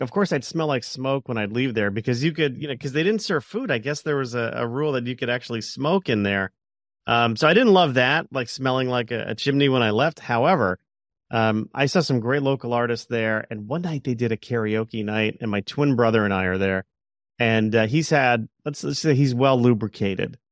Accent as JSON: {"language": "English", "town": "Plantation", "region": "Florida", "country": "United States", "tie": "born or raised there", "said": "growing up in South Florida"}